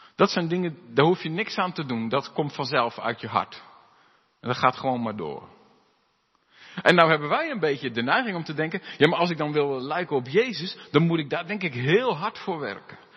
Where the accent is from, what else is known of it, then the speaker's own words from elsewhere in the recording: Alblasserwaard, South Holland, Netherlands; moved away; waar ik vandaan kom, eh, in de Alblassewaard